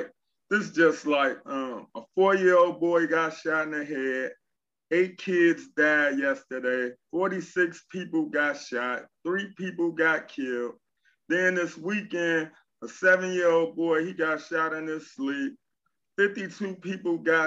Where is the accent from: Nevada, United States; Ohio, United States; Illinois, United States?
Illinois, United States; Chicago; I'm from Chicago as well